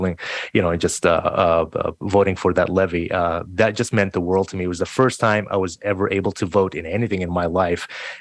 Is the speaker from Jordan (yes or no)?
yes; Jordan; also born or lived in New York / Delaware; now in Seattle, United States; I'm Palestinian, but I was born and raised in Jordan